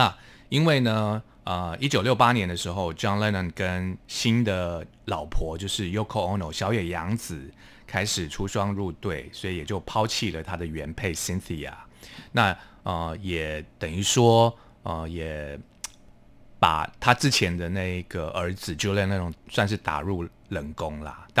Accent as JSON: {"language": "Chinese", "region": "Hualien County", "country": "Taiwan", "said": "是我是花莲人"}